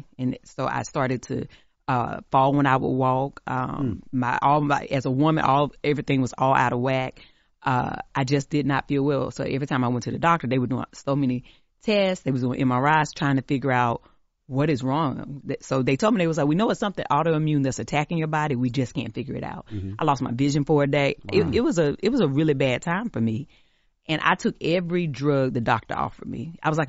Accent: the South, United States; We're enough just as we are, even if we're from the country, even if we're from the South.

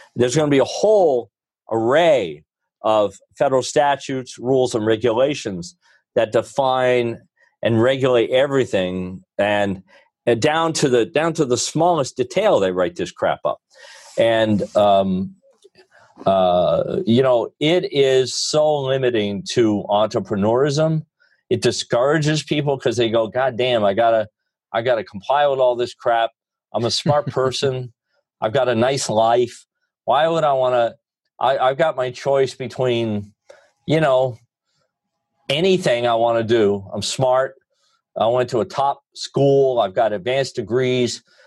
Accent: Rutland County, Vermont, United States; also born or lived in Hanover, New Hampshire; I grew up in Rutland County, which is a real blue collar

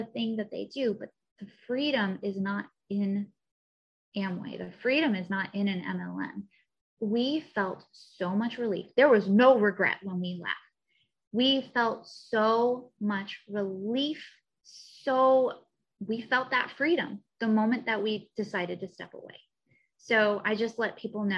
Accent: Missouri, United States; moved away as an adult; now in Southern California, United States; I'm also from Missouri originally

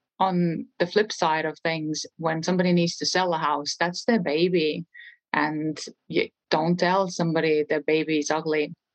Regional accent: Estonia; English is a second language; moved away as an adult; now in New Mexico, United States; I am from a small country in Europe, Estonia

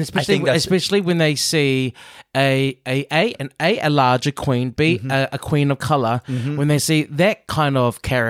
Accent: Chicago, Illinois, United States; I am from Chicago.

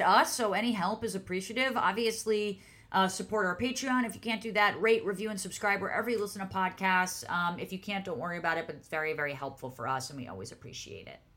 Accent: New York, United States; I'm a New Yorker

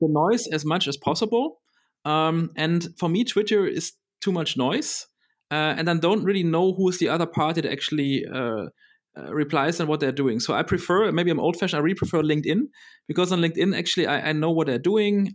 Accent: Berlin, Germany; I grew up in Berlin

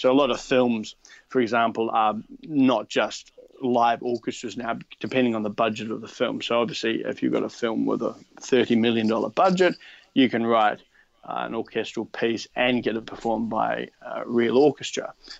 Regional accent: New Zealand; moved away as an adult; now in Australia; and then I moved to Australia from New Zealand and carried on pursuing writing music.

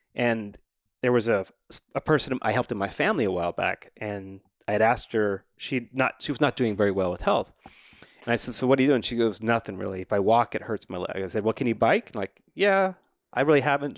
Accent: New Mexico, United States; I grew up in New Mexico, I just wasn't next to a mountain

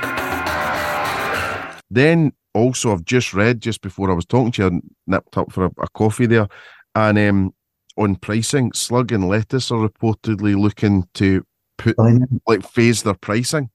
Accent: Scotland, United Kingdom; I'm obviously Scottish

